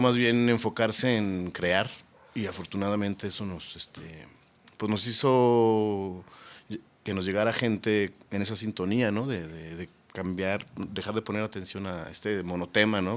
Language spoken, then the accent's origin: Spanish; Guadalajara, Jalisco, Mexico; yo nací en Guadalajara.